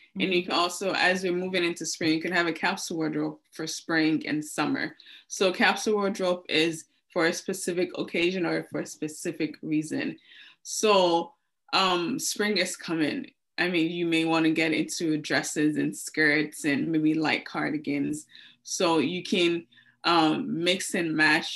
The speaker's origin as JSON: {"language": "English", "region": "Lagos", "country": "Nigeria", "tie": "born or raised there", "said": "I grew up in Lagos, Nigeria."}